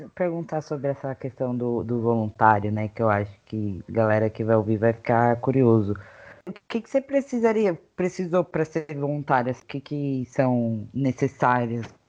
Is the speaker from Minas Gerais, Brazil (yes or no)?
no; São Paulo, Brazil; sou de São Paulo, capital